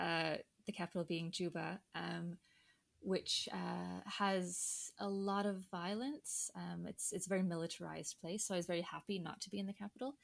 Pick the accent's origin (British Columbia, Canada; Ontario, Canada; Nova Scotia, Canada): British Columbia, Canada; Vancouver; moved away as an adult; now in London, United Kingdom; So I'm Canadian, originally from Vancouver